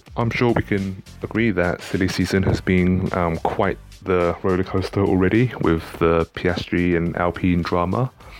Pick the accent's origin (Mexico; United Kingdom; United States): United Kingdom; London; Hi, Damon. … from London.